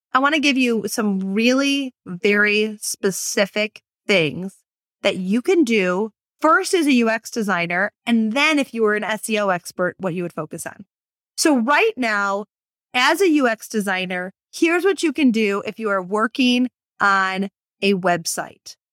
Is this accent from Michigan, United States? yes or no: yes; Michigan, United States; moved away; my home state of Michigan